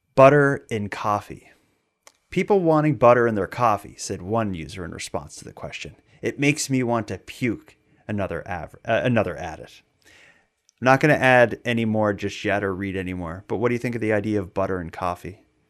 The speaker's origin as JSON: {"language": "English", "town": "Sydney", "region": "Nova Scotia", "country": "Canada", "tie": "born or raised there", "said": "I grew up in Sydney in Cape Breton"}